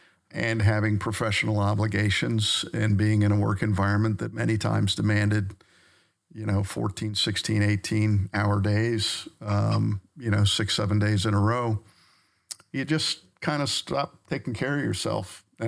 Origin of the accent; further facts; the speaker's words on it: Maryland, United States; Yeah, so I grew up on the Eastern Shore of Maryland on the Chesapeake Bay. And so I grew up around the water my whole life.